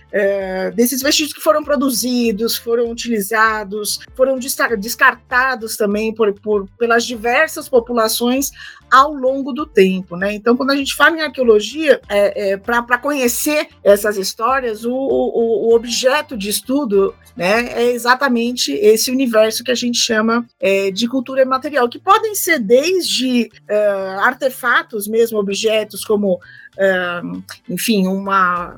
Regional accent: São Paulo, Brazil; sou de São Paulo, capital

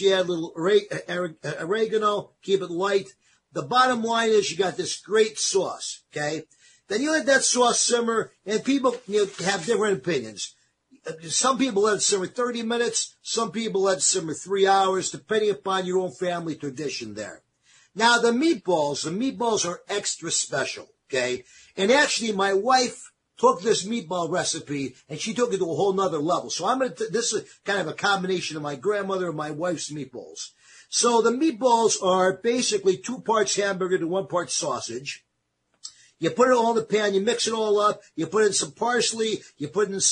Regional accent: East Coast, United States; moved away; where I grew up back on the East Coast

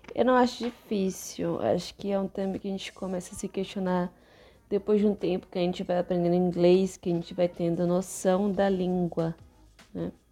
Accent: São Paulo, Brazil; muitos amigos meus, né, que somos de São Paulo

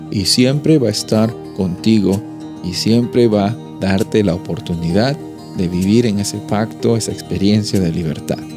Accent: Peru; desde donde, yo vengo, el temblor es algo que eh, me daba mucho miedo desde que era niño. Y, cada vez que, la tierra se movía en, Perú

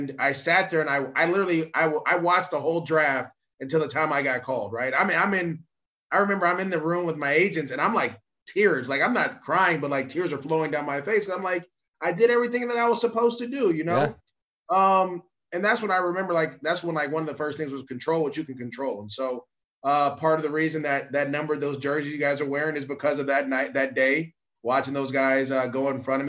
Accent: Bay Area, California, United States; I'm from the Bay Area

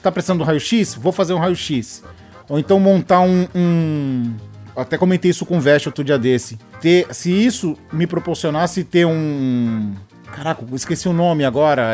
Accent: Baixada Santista, São Paulo, Brazil; eu sou da Baixada Santista

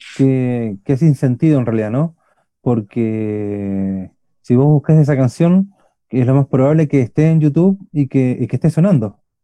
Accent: Buenos Aires, Argentina; accent: Chilean; now in Curicó, Chile; No somos chilenos, somos argentinos, los dos somos oriundos de Buenos Aires

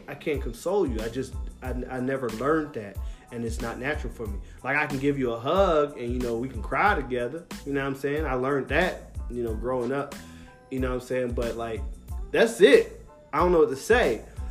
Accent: Philadelphia, Pennsylvania, United States; I'm from Philadelphia

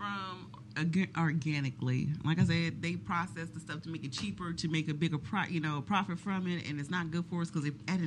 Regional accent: Dallas, Texas, United States; I'm from Oak Cliff

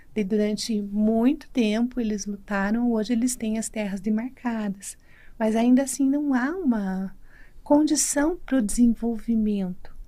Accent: Brazil; numa reserva perto da cidade que eu nasci, em Marreca dos Índios

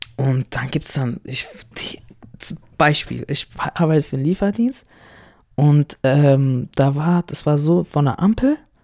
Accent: Germany; ich bin ja hier in Deutschland geboren, aufgewachsen, zur Schule gegangen.

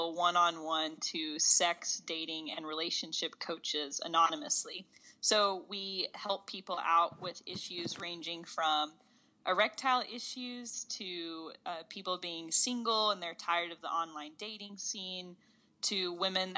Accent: Knoxville, Tennessee, United States; I grew up in Knoxville, Tennessee.

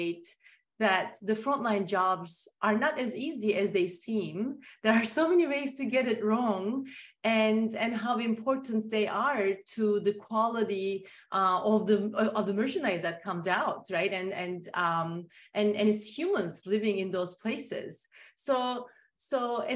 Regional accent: Turkey; moved away; growing up in Turkey

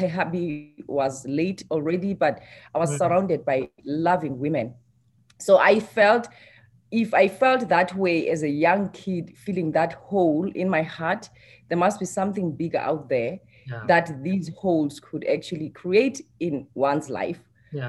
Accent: South Africa; moved away as an adult; now in Canada; growing up in South Africa as a young girl, 7 years old.

